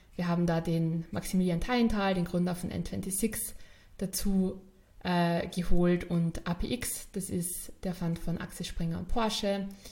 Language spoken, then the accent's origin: German; Carinthia, Austria; moved away as an adult; also born or lived in Vienna; ich bin ja in, in Kärnten aufgewachsen, bin dann da in die Schule gegangen